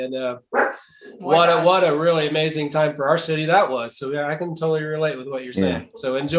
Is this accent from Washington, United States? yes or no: no; Indiana, United States; we're from Indiana, obviously. Jamie lived down south here, close to Brown County, and I'd been a musician in Indy, and I moved down south to play music more